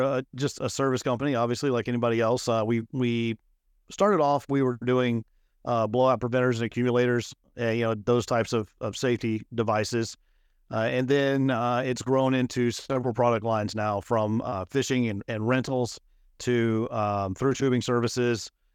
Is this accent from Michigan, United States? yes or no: no; Midland, Texas, United States; moved away as an adult; also born or lived in Lubbock, Texas; now in Houston, United States; I was born and raised in Midland, Texas